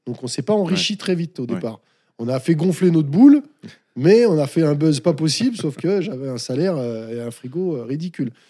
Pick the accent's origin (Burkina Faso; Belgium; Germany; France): France; ouais, je suis français, mais j'ai pas peur.